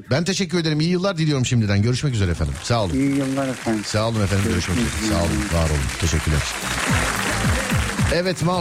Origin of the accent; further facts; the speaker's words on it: Eskişehir, Turkey; Eskişehir. Eskişehir.